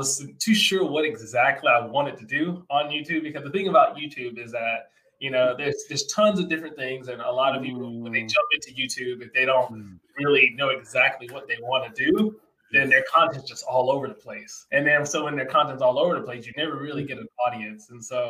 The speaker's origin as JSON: {"language": "English", "region": "Georgia", "country": "United States", "tie": "born or raised there", "moved": "as an adult", "lives_now": "South Korea", "said": "I grew up in Georgia"}